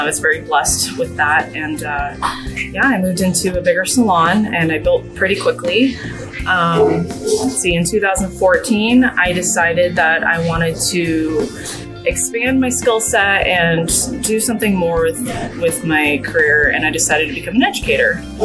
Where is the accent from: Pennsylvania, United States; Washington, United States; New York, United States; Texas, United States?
Washington, United States; now in San Antonio, United States; I grew up in Washington State